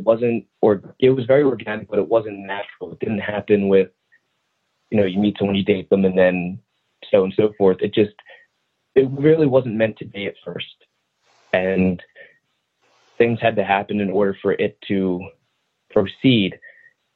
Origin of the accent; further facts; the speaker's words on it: New Jersey, United States; I'm from New Jersey